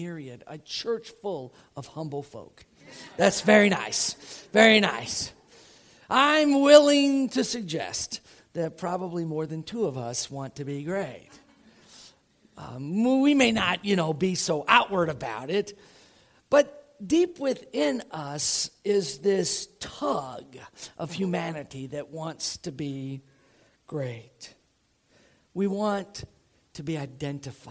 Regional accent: Tampa, Florida, United States; moved away; I grew up outside of Tampa, Florida

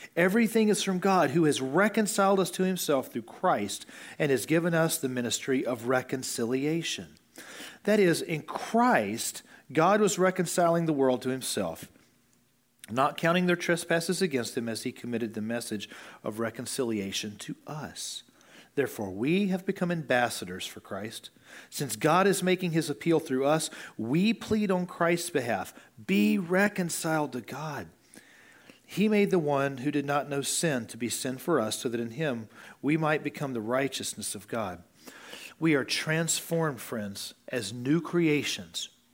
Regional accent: United States; as an American

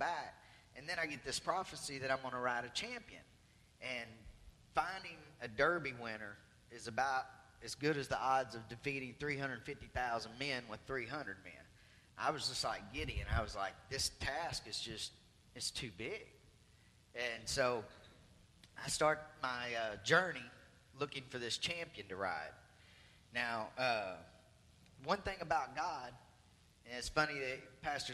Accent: Arkansas, United States; I'm from Arkansas

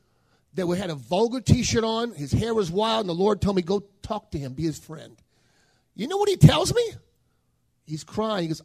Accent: New Orleans, Louisiana, United States; I was born in New Orleans

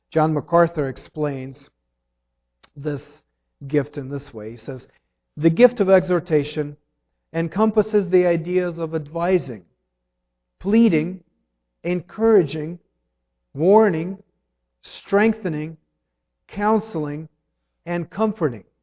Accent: Ukraine; English is a second language; When I was learning to drive, um, I came from Ukraine, married Jillian without a license

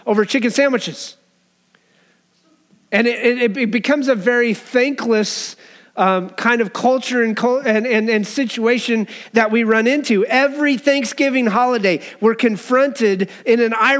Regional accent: Wyoming, United States; I grew up in Wyoming.

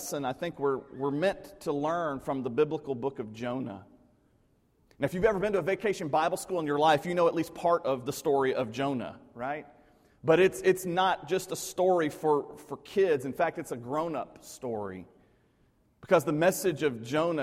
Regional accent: Middle Tennessee, United States; the place where I grew up in Middle Tennessee

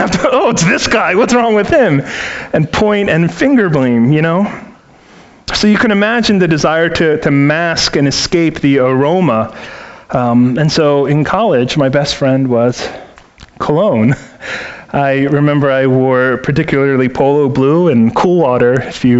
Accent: Baltimore, Maryland, United States; moved away; I'm originally from Baltimore City, where my parents for 30 years owned and operated a seafood store in a public market in the city

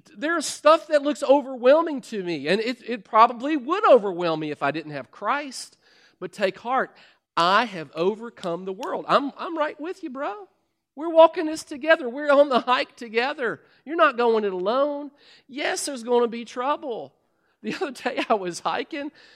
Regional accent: Kentucky, United States; I'm from Kentucky. We're outhousing corn cob people.

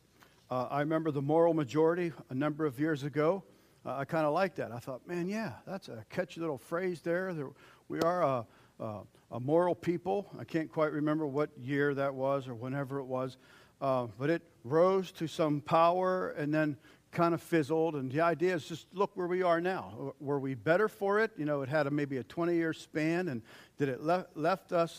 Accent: United States; as American Christians

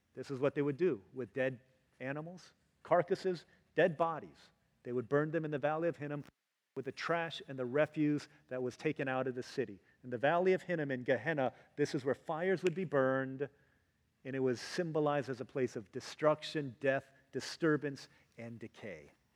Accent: Virginia, United States; growing up in Virginia

